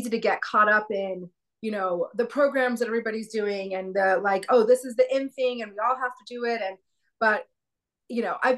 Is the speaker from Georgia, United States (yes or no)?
no; San Antonio, Texas, United States; now in Bozeman, United States; I grew up in San Antonio, Texas.